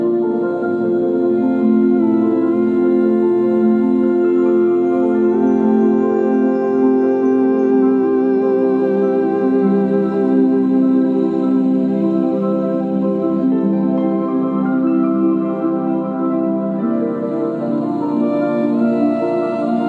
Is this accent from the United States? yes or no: no; Australia; accent: Australian; my Australian accent